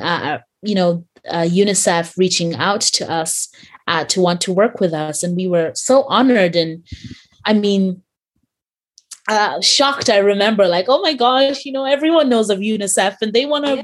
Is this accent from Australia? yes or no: no; Ireland; growing up in Ireland